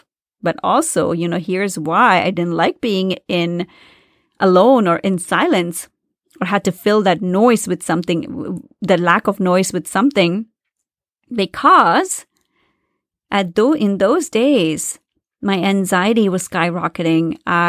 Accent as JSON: {"language": "English", "country": "India", "moved": "as an adult", "said": "When I moved to this country to do my master's, you know, I came from India where there's so much noise."}